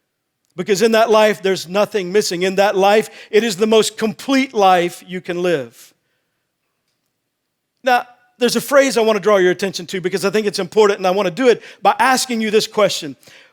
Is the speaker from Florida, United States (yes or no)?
no; Texas, United States; I grew up in Texas and I played football.